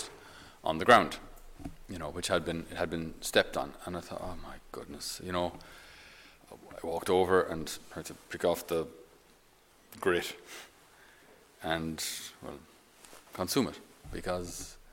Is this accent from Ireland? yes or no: yes; Ireland; I'm an Irish Catholic